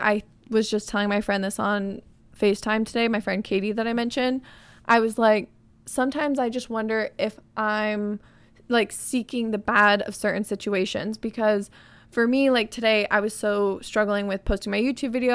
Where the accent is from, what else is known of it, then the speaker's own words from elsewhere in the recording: Arizona, United States; moved away; my hometown friends, going to Spin in Arizona